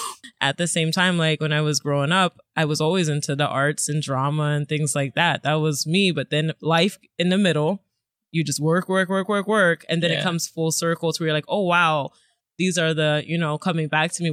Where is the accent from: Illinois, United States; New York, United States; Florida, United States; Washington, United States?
Florida, United States; born there; now in Brooklyn, United States; Well, I was born in Florida. I live in Brooklyn. I'm an Army brat.